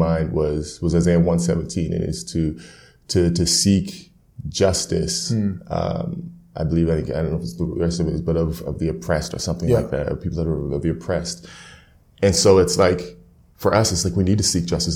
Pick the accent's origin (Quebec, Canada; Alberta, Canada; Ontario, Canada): Alberta, Canada; Edmonton; I was raised in Edmonton